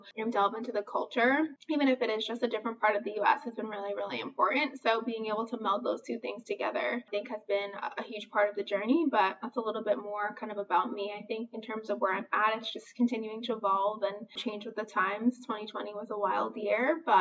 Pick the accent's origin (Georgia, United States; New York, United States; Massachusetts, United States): New York, United States; New York City; moved away as an adult; now in Chicago, United States; I was born and raised in Brooklyn, New York. I had just recently moved to Chicago